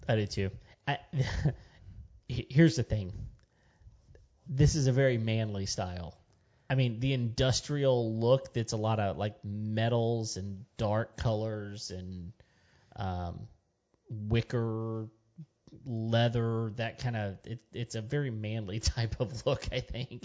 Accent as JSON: {"language": "English", "region": "West Texas", "country": "United States", "tie": "born or raised there", "said": "I grew up in West Texas"}